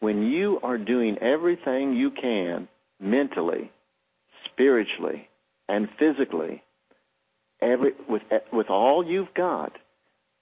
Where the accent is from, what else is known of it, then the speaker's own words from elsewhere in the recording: United States; I'm American Indian, and I was raised extremely poor